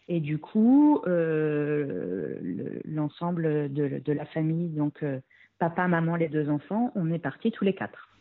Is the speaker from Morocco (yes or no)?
no; France; moved away as an adult; quand on est français, euh, on a un niveau d'anglais